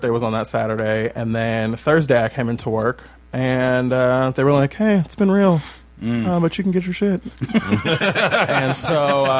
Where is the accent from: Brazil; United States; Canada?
United States; Bay Area, California; now in Los Angeles, United States; I'm from the Bay Area